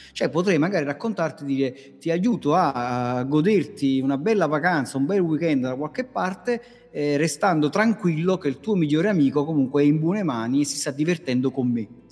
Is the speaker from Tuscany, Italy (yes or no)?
no; Naples, Campania, Italy; dalle mie parti a Napoli